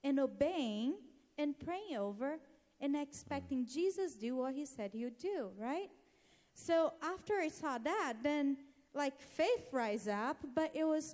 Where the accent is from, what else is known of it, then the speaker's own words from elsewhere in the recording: Brazil; moved away as an adult; I'm from Brazil originally